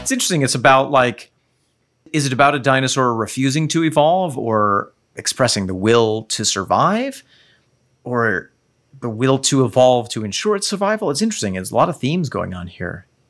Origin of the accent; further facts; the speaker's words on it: United States; I, as an American